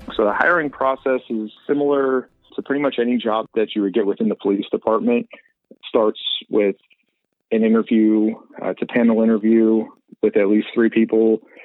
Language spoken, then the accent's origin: English; Colorado, United States; now in Arizona, United States; I grew up in Colorado